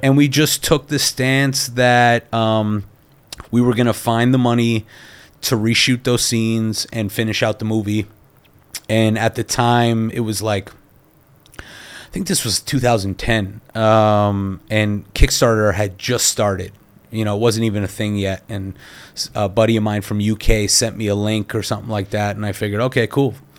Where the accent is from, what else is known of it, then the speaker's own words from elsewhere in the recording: Canada; also born or lived in New York; now in Los Angeles, United States; I'm Canadian